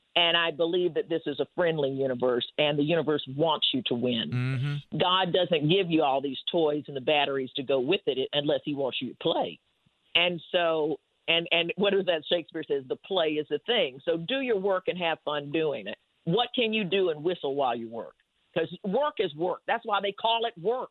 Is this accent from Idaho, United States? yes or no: no; Winston-Salem, North Carolina, United States; I grew up in Winston Salem, North Carolina